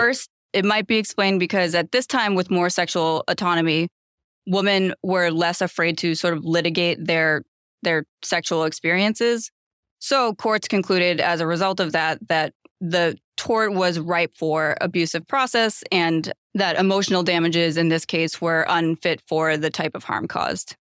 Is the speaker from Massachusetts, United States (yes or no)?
yes; Massachusetts, United States; moved away as an adult; now in Los Angeles, United States; I'm originally from Massachusetts, and I moved to Los Angeles to go to law school